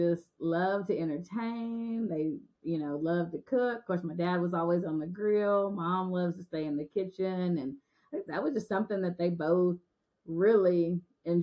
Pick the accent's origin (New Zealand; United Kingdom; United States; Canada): United States; Guthrie, Oklahoma; moved away as an adult; now in Russellville, United States; my hometown